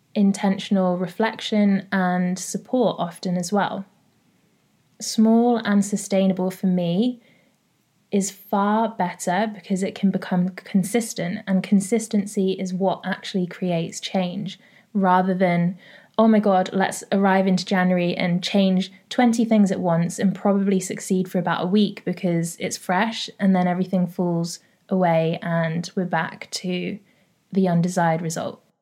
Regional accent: London, United Kingdom; I'm from North London

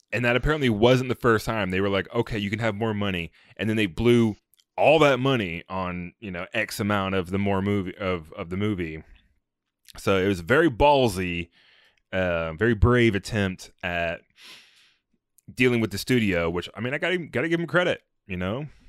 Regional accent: United States; as an American

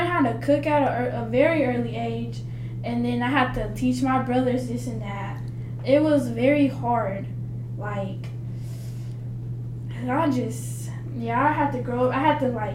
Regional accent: Fordyce, Arkansas, United States; accent: Southern; moved away as an adult; I am from the South. My accent is way stronger than up here

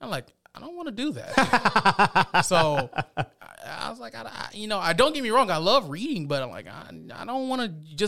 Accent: Columbus, Georgia, United States; I'm from Columbus, grew up, born and raised. So I went to East Columbus Magnet Academy over on the east side off of Georgetown Drive.

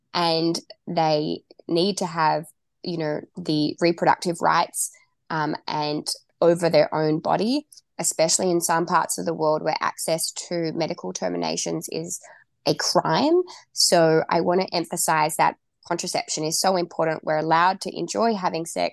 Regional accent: Tasmania, Australia; moved away; I am from Tasmania. I used to live there

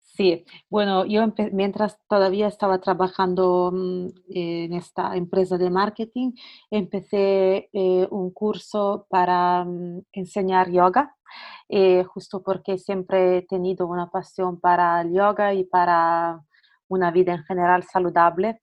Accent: Italy; accent: Italian; Spanish is a second language; moved away as an adult; also born or lived in Barcelona, Spain; soy italiana, bueno, como podéis probablemente escuchar de mi acento

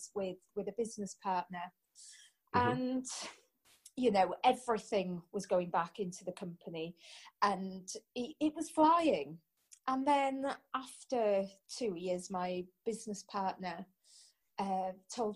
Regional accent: Anglesey, Wales, United Kingdom; also born or lived in Portugal; I'm originally from Anglesey, and I've been all over

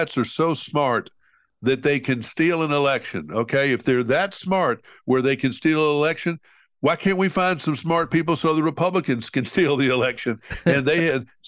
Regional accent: Montgomery, Alabama, United States; Montgomery, my hometown

